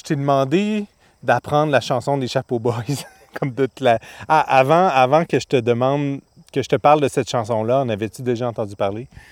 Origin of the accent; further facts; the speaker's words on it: Outaouais, Quebec, Canada; j'ai grandi en Outaouais